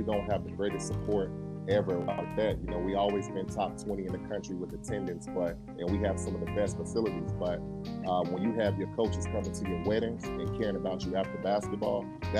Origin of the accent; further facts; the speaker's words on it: Chicago, Illinois, United States; I'm from Chicago.